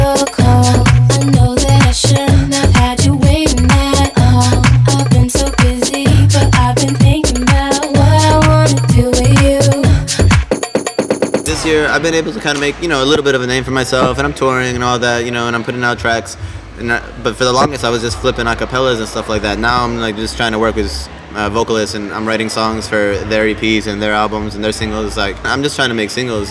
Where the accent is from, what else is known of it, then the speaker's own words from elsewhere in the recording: Chicago, Illinois, United States; moved away as an adult; also born or lived in Los Angeles; now in New York, United States; Growing up in Chicago in the 90s